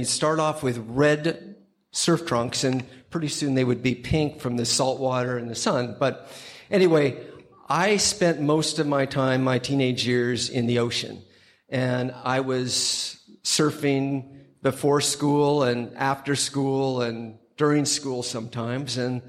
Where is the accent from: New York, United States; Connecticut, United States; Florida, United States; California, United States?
California, United States; Southern; I grew up in Southern California